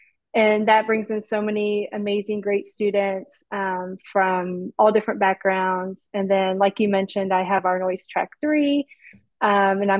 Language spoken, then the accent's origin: English; Midwest, United States; also born or lived in Southern Indiana; I'm from the Midwest where everyone's like the pleasantries are all there